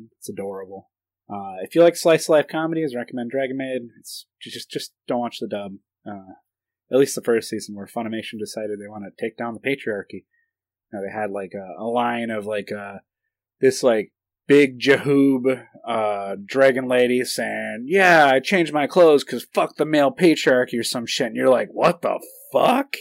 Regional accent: United States; I'm American

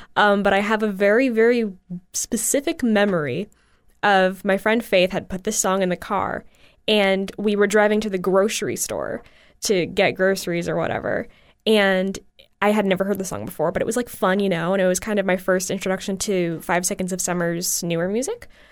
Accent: Bradenton, Florida, United States; a dance studio in my hometown, which is Bradenton, Florida

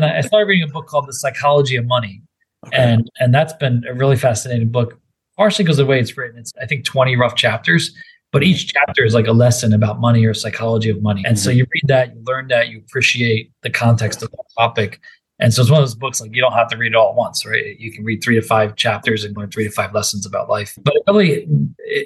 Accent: Philadelphia, Pennsylvania, United States; moved away; I'm from Philadelphia, so I'm bleeding green if you cut me open

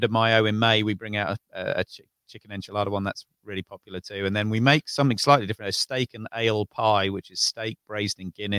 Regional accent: Tring, East of England, United Kingdom; also born or lived in Bovingdon; I'm from Northwest London, a little village called Tring. I moved around in my early days because my dad was in the RAF.

